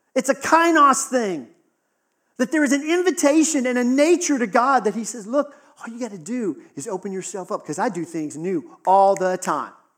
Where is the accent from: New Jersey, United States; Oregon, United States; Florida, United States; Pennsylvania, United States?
Pennsylvania, United States; Western; Western Pennsylvania, we got a lot of snow